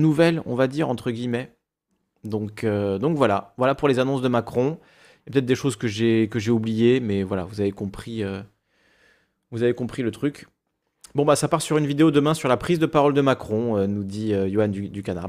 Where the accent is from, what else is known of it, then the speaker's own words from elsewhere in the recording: Corsica, France; je suis corse